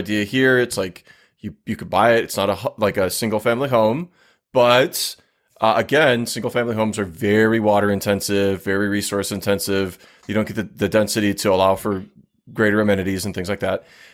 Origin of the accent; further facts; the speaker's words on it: New Ulm, Minnesota, United States; moved away; where I grew up back in New Ulm, Minnesota